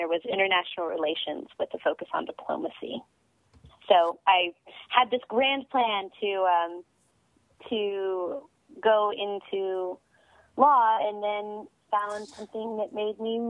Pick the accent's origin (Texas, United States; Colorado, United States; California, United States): Texas, United States; Amarillo; I started locally with my community theater in my hometown of Amarillo, Texas, the Amarillo Little Theater